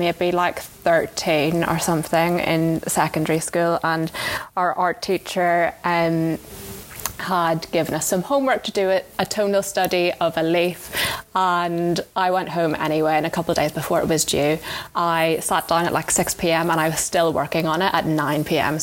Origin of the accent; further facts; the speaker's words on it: Enniskillen, Northern Ireland, United Kingdom; moved away as an adult; also born or lived in London; I grew up in Enniskillen with my mum